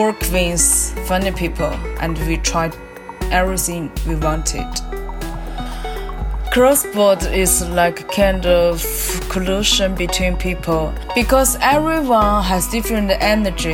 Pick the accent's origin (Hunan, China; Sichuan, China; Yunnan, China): Hunan, China; Changsha; now in Beijing, China; I was born in Changsha, Hunan. I currently live and work in Beijing.